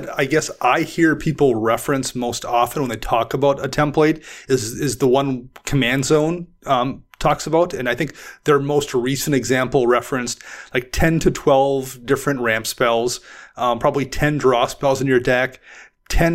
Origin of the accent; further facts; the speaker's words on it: Midwest, United States; I'm from the Midwest